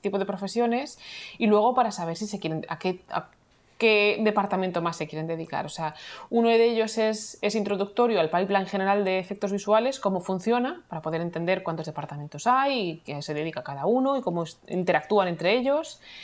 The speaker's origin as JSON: {"language": "Spanish", "town": "Madrid", "region": "Community of Madrid", "country": "Spain", "moved": "as an adult", "lives_now": "Vancouver, Canada", "said": "soy madrileña de origen. Estoy viviendo ahora mismo en Vancouver"}